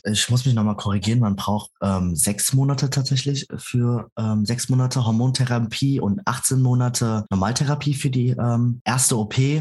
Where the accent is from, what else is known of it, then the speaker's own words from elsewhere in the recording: Frankfurt am Main, Hesse, Germany; ich bin in Frankfurt am Main geboren